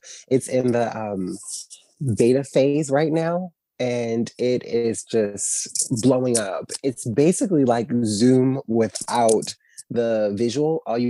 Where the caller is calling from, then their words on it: New York, United States; I'm calling from New York.